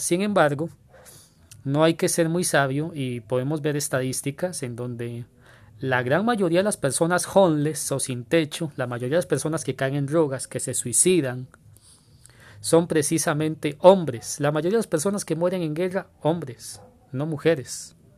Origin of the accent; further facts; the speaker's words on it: Costa Rica; Acá en mi país